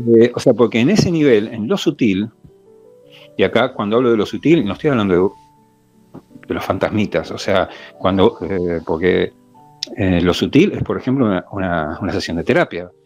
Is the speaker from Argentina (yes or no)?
yes; Argentina; como argentino